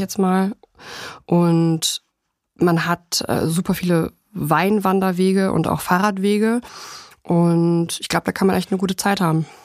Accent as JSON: {"language": "German", "country": "Germany", "said": "bei uns in Deutschland"}